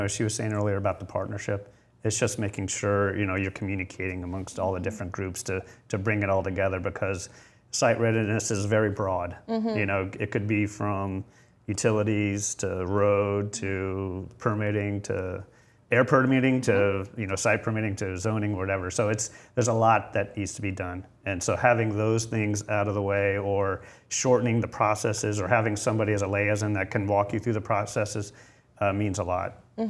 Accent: Delaware, United States; also born or lived in South Dakota; So I call myself a Delawarean, but I was born in South Dakota and have lived in three different countries, but we settled here.

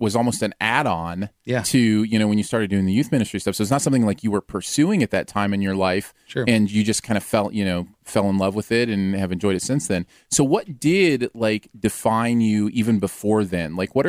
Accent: Michigan, United States; now in St. Louis, United States; I'm from Michigan

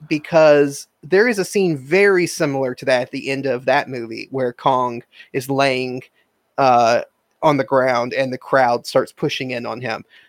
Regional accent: United States; as an American, as growing up in America

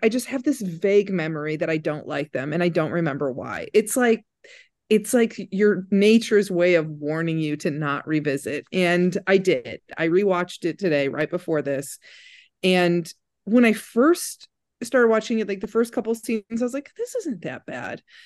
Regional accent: Crown Point, Indiana, United States; Crown Point High School in Indiana

